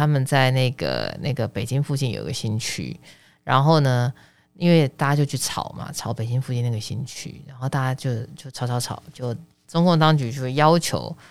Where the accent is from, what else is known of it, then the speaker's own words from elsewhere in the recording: Taiwan; 因为股票股，我台湾人，你看啊